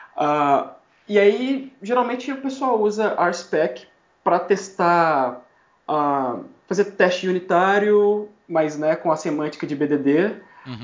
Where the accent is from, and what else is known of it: Brazil; moved away as an adult; also born or lived in Miami, United States; now in New York, United States